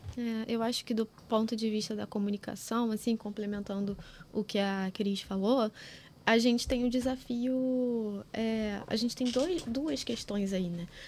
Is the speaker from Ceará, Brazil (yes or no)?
no; Rio de Janeiro, Brazil; eu nasci em Campo Grande